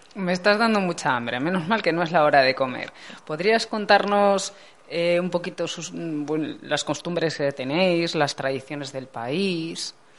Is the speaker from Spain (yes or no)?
yes; Spain; la gente que somos de aquí, de España